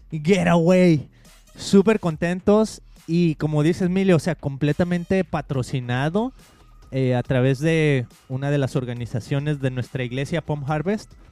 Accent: Mexico; hace muchísimo uno de los pastores con los que crecí en México dice

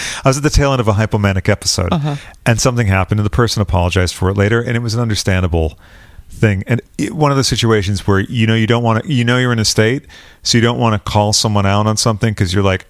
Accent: London, United Kingdom; I'm out from London. I'm over here.

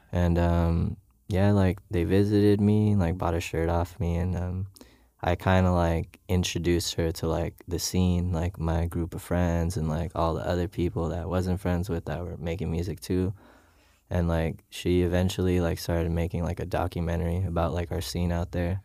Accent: Philippines; moved away as an adult; now in Los Angeles, United States

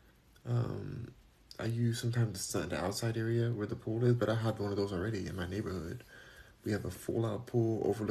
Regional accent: California, United States; I'm just from California

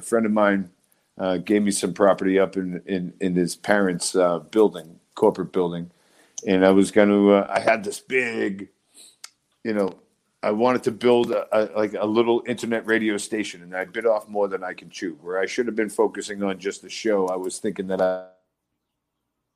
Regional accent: Quincy, Massachusetts, United States; I'm born and raised in Quincy, Massachusetts

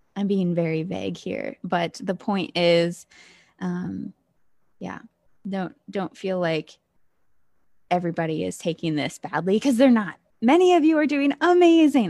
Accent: Ohio, United States; moved away as an adult; also born or lived in Pennsylvania

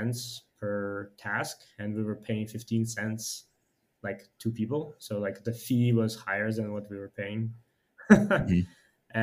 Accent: Ukraine; moved away as an adult; also born or lived in United States; now in Shanghai, China; I'm originally from Ukraine, have been like engineer by training, have moved to US about 10 years ago

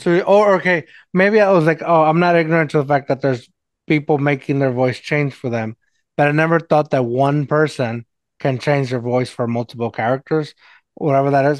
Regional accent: Mexico; accent: Mexican; my Mexican accent

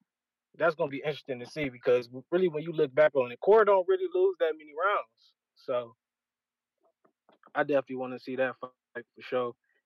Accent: Cleveland, Ohio, United States; I'm from Ohio, Cleveland

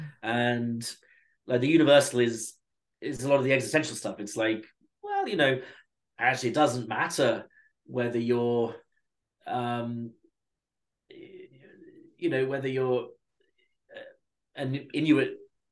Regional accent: United Kingdom; being British

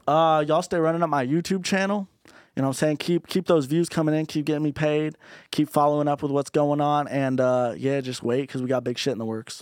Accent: Orange County, California, United States; being from Orange County

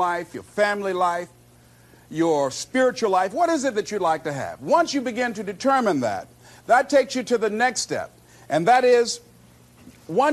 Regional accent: Miami, Florida, United States; I was born in Liberty City on a floor on 62nd Street, my twin brother and me

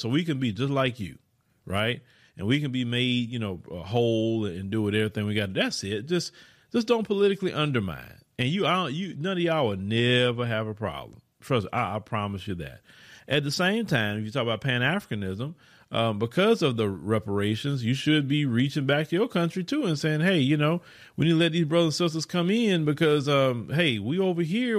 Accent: Port Arthur, Texas, United States; also born or lived in Houston area, Texas; now in Houston, United States; I come from Port Arthur, Texas, right? A go nowhere place.

